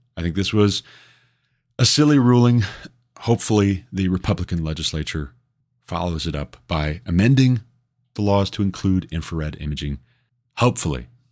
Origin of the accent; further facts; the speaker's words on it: Montana, United States; coming from Montana, growing up in Montana